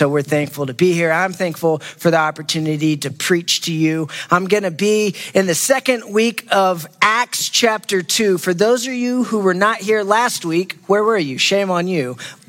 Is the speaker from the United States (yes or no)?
yes; Waxahachie, Texas, United States; moved away; This is my second week in a row to be able to preach back in my hometown of Waxahachie, Texas